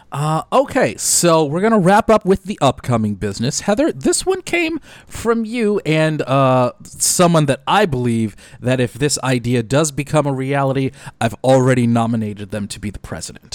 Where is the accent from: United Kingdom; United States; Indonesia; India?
United States; Detroit, Michigan; my hometown of Detroit